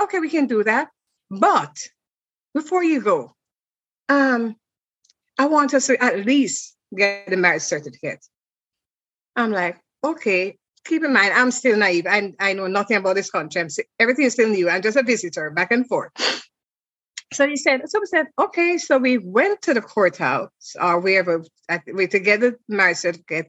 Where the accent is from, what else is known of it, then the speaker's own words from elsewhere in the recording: Jamaica; moved away as an adult; I'm from Jamaica and I was a travel agent at the time.